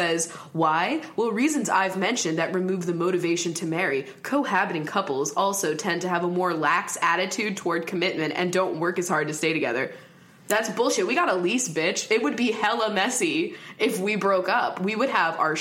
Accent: Pennsylvania, United States; now in Washington, United States; I grew up in Pennsylvania

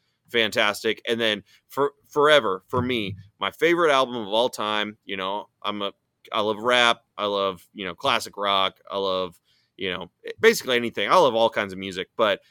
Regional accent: Missouri City, Texas, United States; I was born in Mo City

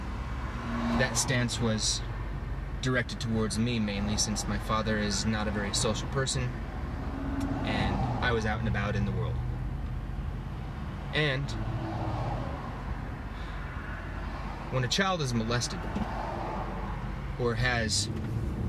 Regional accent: Utah, United States; I'm from Utah, home of the Mormons, which I was as a child.

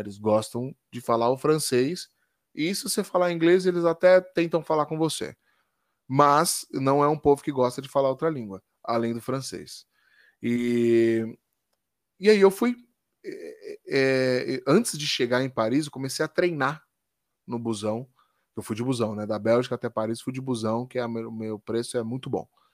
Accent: Brazil; eu sou brasileiro

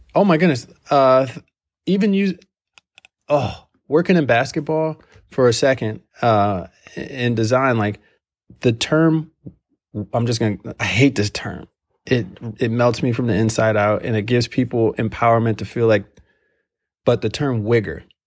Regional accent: Ohio, United States; I'm from Ohio.

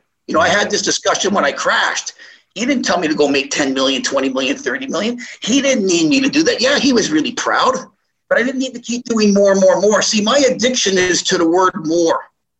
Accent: Montreal, Quebec, Canada; also born or lived in Toronto, Canada; People from when I grew up in Montreal and Toronto, yeah, people knew what I was doing.

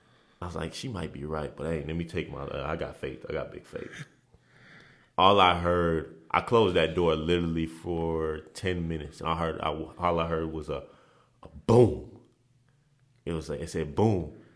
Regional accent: Nigeria; As growing up in Nigeria, it was like, hey, man. Like, family this, family that.

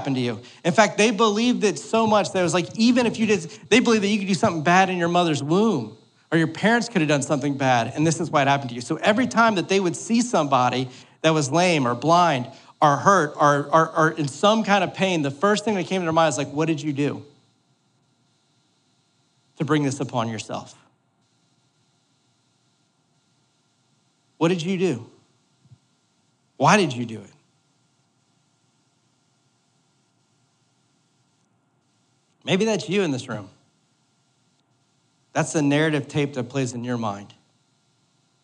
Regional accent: New Orleans, Louisiana, United States; I'm from New Orleans.

